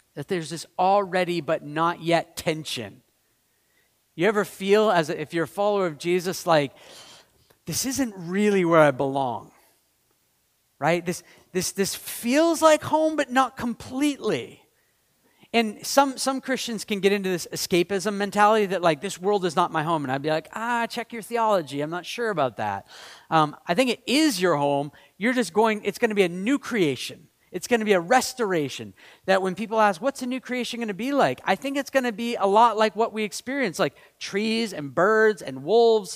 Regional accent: Maine, United States; I'm from Maine.

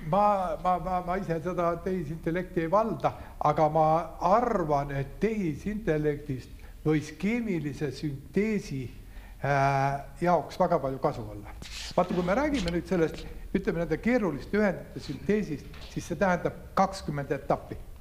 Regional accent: Saare County, Estonia; moved away; also born or lived in Tartu; ma olen ka saarlane

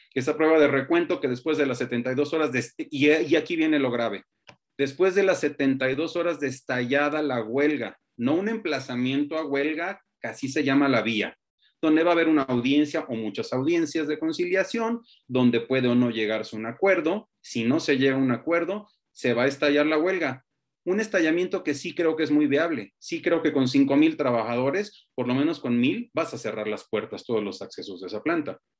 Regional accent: Mexico; cuando en México nos vanagloriamos de milenios de historia

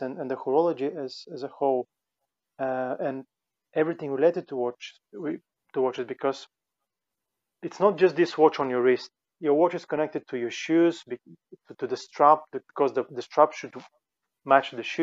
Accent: Finland; we're both from Finland

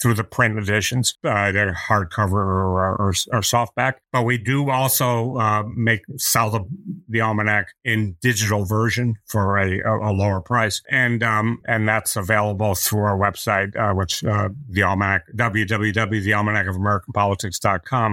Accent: Massachusetts, United States; my home state of Massachusetts

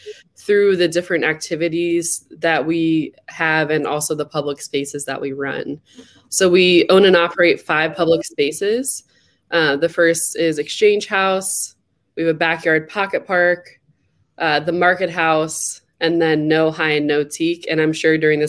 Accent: Akron, Ohio, United States; I was born and raised in Akron

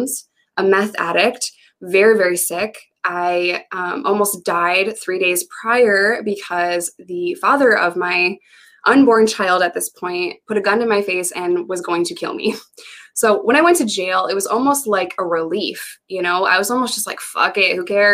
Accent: New York, United States; moved away as an adult; also born or lived in Arkansas; I had no family in the state of Arkansas. I'm from New York

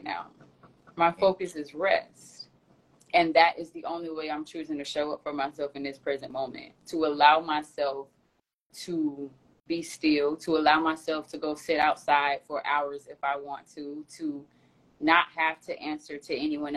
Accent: Florida, United States; moved away as an adult; also born or lived in New York; Even though I'm from Florida, I've been gone for almost 9 years

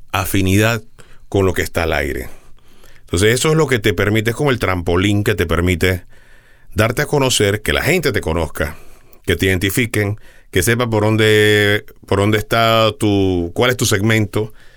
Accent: Panama; allá en mi tierra

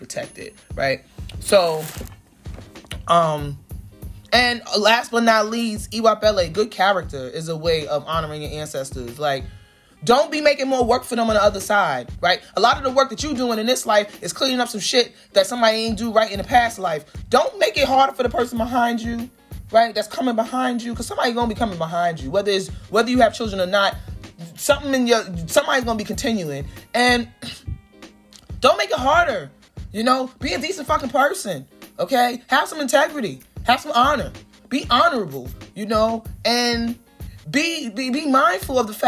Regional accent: New York City, New York, United States; also born or lived in Crown Heights, Brooklyn; I'm from Flatbush

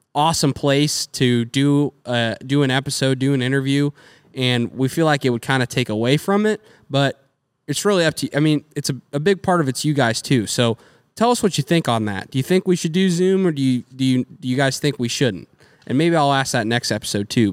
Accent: United States; we're American people

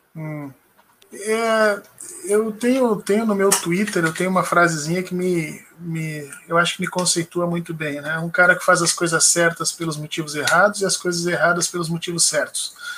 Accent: Porto Alegre, Rio Grande do Sul, Brazil; moved away as an adult; now in Brasília, Brazil; Eu sou de Porto Alegre, do Rio Grande do Sul

